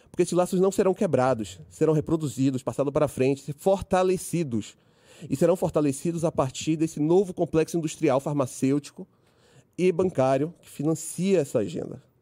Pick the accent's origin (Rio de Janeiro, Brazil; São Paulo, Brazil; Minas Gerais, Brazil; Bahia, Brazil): Bahia, Brazil; Cabeçudo, porque apesar de ser cabeçudo, não sou cearense, é baiano, hein?